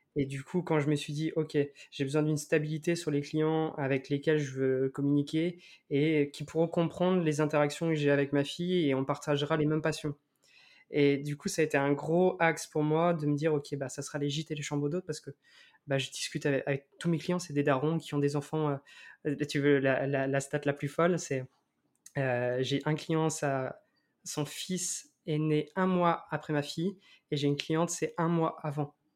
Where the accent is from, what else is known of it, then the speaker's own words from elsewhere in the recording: Crozon, Brittany, France; je suis de Crozon